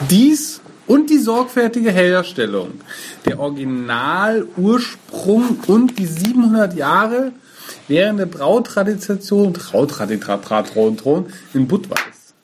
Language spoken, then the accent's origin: German; Munich, Bavaria, Germany; born there; Bin ich überhaupt nicht. Ich bin in München